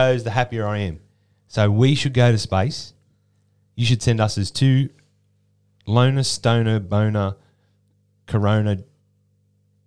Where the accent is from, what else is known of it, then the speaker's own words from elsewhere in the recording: Australia; we're just Australian and we just speak a little bit different